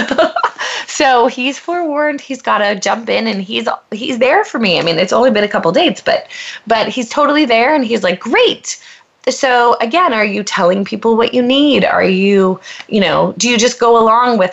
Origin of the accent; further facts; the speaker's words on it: Pennsylvania, United States; moved away as an adult; now in Los Angeles, United States; I'm a girl from Pennsylvania who knew no one coming